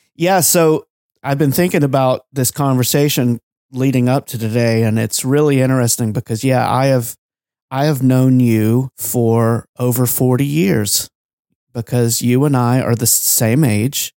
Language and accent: English; Georgia, United States; growing up in Georgia